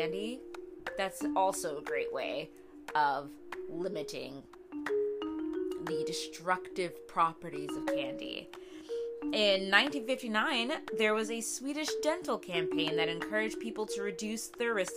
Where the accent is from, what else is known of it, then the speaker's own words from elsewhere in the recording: Midwest, United States; as a wee young lass growing up in the Midwest